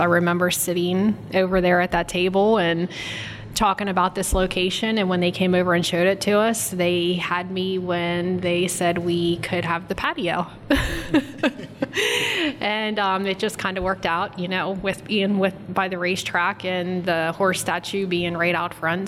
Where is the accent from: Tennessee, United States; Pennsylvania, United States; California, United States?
Pennsylvania, United States; Berlin; now in Washington County, United States; I'm originally from Berlin, but I've lived up here in Washington County for 11 years now